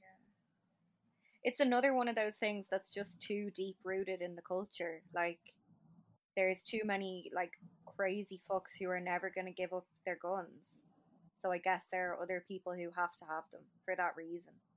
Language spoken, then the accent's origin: English; Shankill, Leinster, Ireland; I'm from Shankill